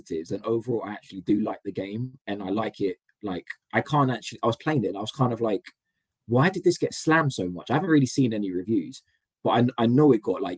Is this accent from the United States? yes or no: no; London, United Kingdom; I'm a Londoner